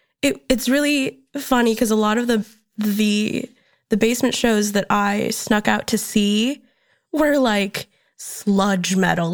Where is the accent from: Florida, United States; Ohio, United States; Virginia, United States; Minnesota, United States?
Minnesota, United States; moved away as an adult; now in Chicago, United States; My parents are from the Philippines. Okay. I was born in Minnesota, so I was born in the States.